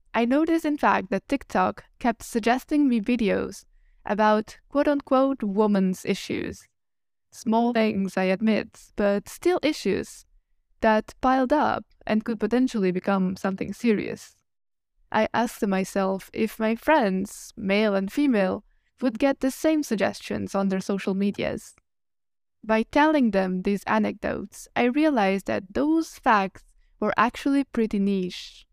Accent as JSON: {"language": "English", "country": "Italy", "also_born_or_lived": "Switzerland", "second_language": "English", "moved": "as an adult", "said": "I am from Italy, so my native language, it's not English."}